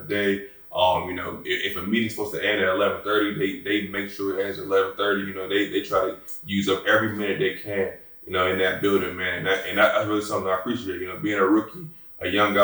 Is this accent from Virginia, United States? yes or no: yes; Newport News, Virginia, United States; I'm originally from Newport News, Virginia